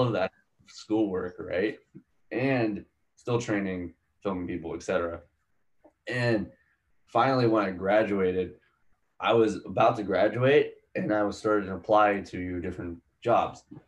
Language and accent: English; Palmyra, Pennsylvania, United States; moved away as an adult; also born or lived in India; where i grew up which was in a town called palmyra in pennsylvania